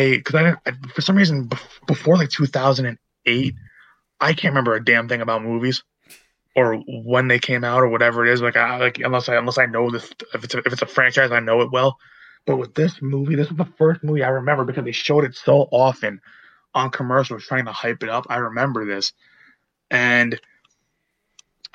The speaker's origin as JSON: {"language": "English", "country": "United States", "said": "us being American"}